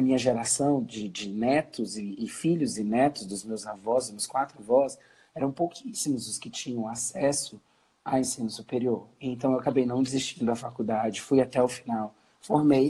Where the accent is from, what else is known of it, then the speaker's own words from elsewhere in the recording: Brasília, Federal District, Brazil; sou brasiliense, estou falando aqui